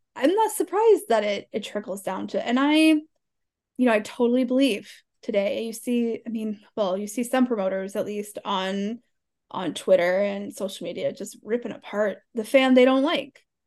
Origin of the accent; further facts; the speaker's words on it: Alabama, United States; 'Cause it, it's all that we do down there